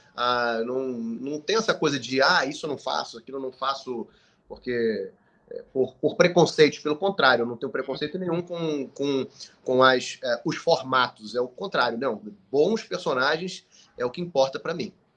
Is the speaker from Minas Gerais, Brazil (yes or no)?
no; Manaus, Amazonas, Brazil; quando eu era pequeno em Manaus